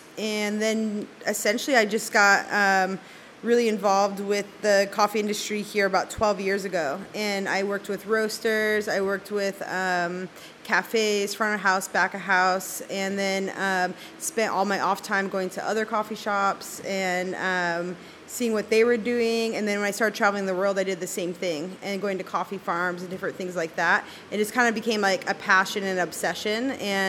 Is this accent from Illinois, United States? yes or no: yes; Chicago, Illinois, United States; now in San Diego, United States; I have been in San Diego 15 years, and I came here from the Chicago area